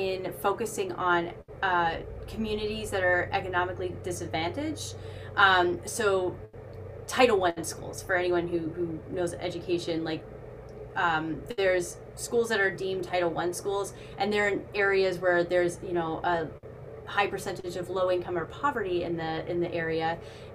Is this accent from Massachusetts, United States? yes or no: yes; Boston, Massachusetts, United States; I'm from Boston